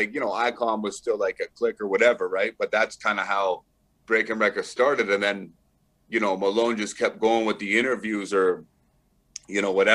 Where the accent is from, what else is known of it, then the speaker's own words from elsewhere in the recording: Brantford, Ontario, Canada; my hometown of Brantford